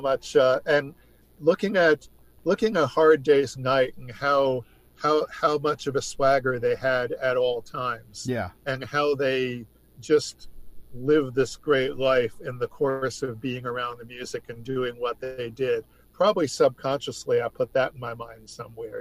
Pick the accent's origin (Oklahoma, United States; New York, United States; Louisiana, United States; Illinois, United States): New York, United States; I grew up in New York State